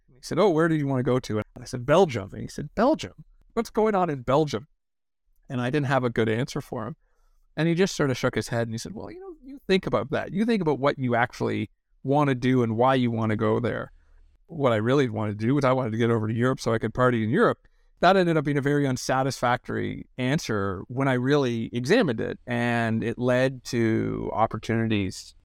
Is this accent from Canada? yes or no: yes; Hamilton, Ontario, Canada; moved away as an adult; also born or lived in Ottawa / Boston; a kid growing up in Hamilton, Ontario